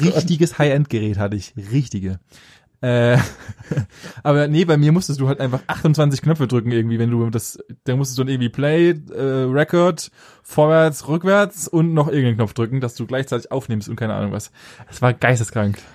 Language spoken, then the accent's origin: German; near Stuttgart, Baden-Württemberg, Germany; näher Stuttgart